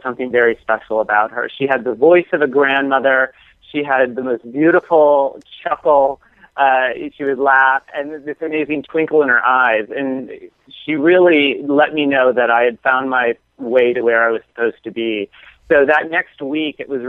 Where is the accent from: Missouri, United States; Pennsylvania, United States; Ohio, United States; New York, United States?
Pennsylvania, United States; St. Mary's; the 150-year-old convent that is in my hometown of St. Mary's, Pennsylvania